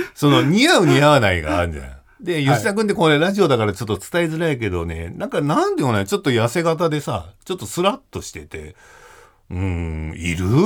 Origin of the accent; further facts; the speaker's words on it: Koga, Fukuoka, Japan; moved away as an adult; now in Tokyo, Japan; 僕の地元の福 岡県、古河市